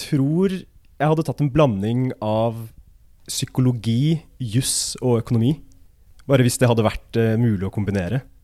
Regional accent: Asker, Akershus, Norway; moved away as an adult; now in Trondheim, Norway; Jeg er fra Asker, da, men om du kan kalle det en by, det er vel en landsby, tettsted

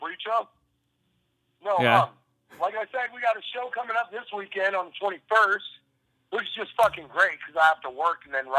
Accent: Sonoma, California, United States; now in Lubbock, United States; we're from California. Damon's from north than where we're at, dude. You know? I grew up in Sonoma and Napa Valley.

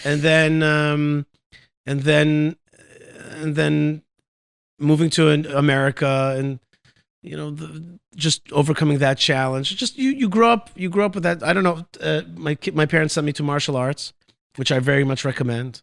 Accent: Haifa, Haifa District, Israel; I was born actually in Haifa, Israel.

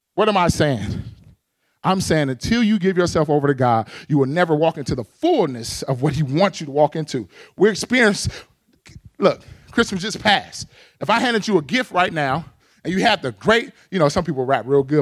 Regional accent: Pasadena, California, United States; moved away as an adult; now in Arizona, United States; I grew up in the urban context. I'm from Pasadena, California

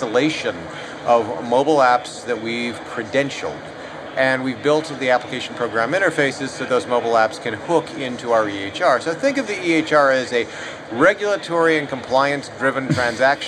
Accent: United States; as an American, I, of course, am not Japanese

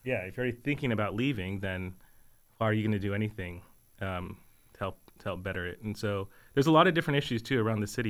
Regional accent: Texas, United States; moved away as an adult; now in Richmond, United States; born and raised in Texas

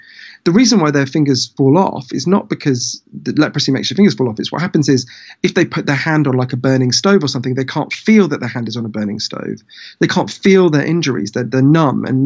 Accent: United Kingdom; I'm British, although I spend a lot of my time in the US

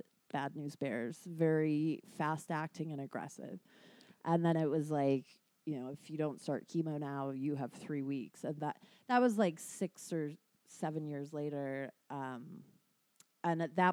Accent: United Kingdom; I'm British

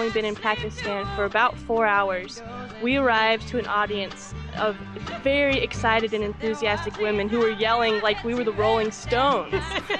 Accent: Loveland, Colorado, United States; I'm from Loveland, Colorado.

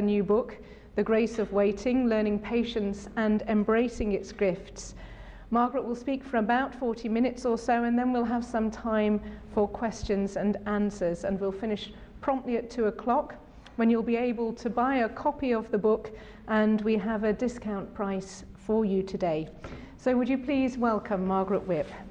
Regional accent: Sheffield, Yorkshire and the Humber, United Kingdom; in the Diocese of Sheffield, my hometown

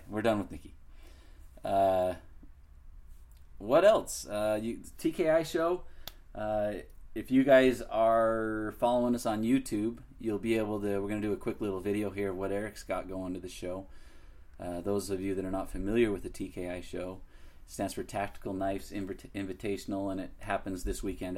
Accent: Utah, United States; being born and raised in Utah

